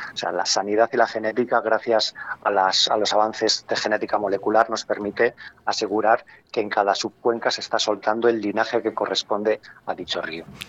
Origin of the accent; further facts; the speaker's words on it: Castile and León, Spain; tenemos que sentirnos como castellano-leoneses orgullosos